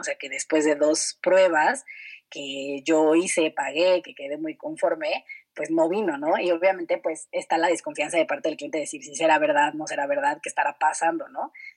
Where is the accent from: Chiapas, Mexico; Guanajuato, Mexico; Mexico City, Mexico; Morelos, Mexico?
Mexico City, Mexico; moved away as an adult; Yo pues nací y crecí en la Ciudad de México